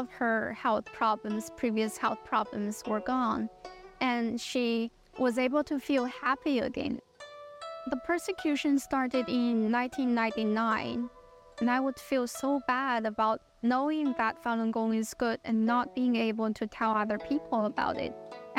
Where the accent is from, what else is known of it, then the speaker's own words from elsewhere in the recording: Qingdao, Shandong, China; moved away; I'm originally from Qingdao, China. I'm currently at Northwestern University. I'm a PhD student in communication science and disorders.